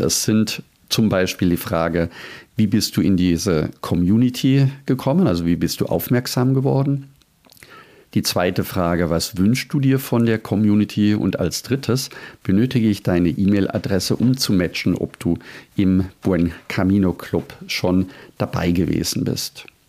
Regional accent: Germany; bei uns in Deutschland

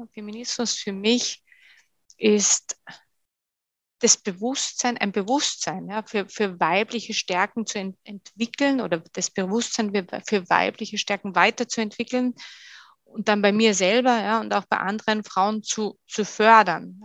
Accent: Bad Gastein, Salzburg, Austria; moved away as an adult; also born or lived in Sweden / France / Germany; Das ist mein, äh, mein Heimatort in Österreich, das ist Bad Gastein

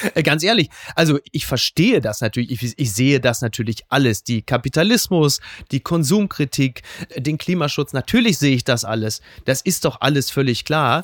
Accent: Ruhr area, North Rhine-Westphalia, Germany; Ich bin natürlich ein Kind des Ruhrgebiets, äh, der 80er

